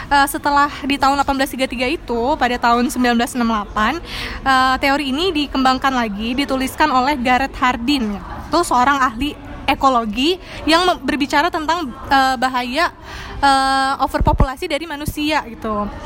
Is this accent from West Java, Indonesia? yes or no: no; Metro, Lampung, Indonesia; Jadi gue tuh asli dari kota Metro ya kan, udah pada tahu semua kan kota uh, sebuah kota kecil di provinsi Lampung.